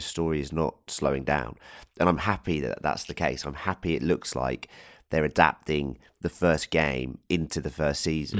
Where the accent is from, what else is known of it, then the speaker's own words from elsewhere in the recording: England, United Kingdom; Being an Englishman